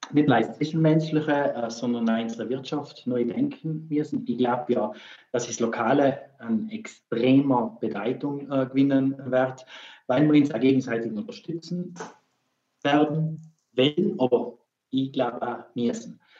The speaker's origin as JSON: {"language": "German", "region": "Trentino-Alto Adige", "country": "Italy", "said": "Bei uns in Südtirol, äh, da, wir haben so tolle Betriebe äh"}